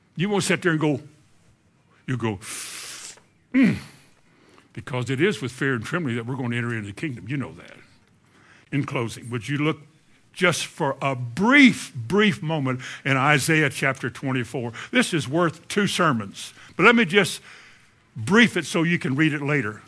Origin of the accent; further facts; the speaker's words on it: Kentucky, United States; I'm from Kentucky